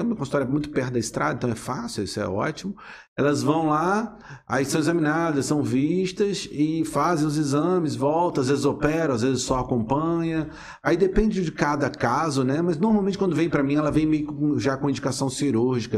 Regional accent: Resende, Rio de Janeiro, Brazil; eu sou nascido em Resende, né? A cidade aqui vizinha

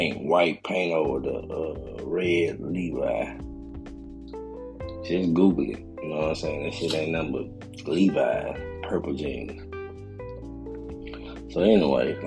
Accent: Memphis, Tennessee, United States; now in Atlanta, United States; where I'm from Memphis.

